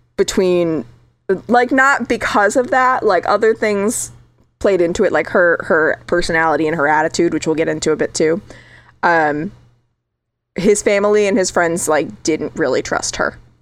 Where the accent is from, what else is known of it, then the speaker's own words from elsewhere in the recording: Connecticut, United States; also born or lived in Southern California; now in California, United States; Connecticut, my home state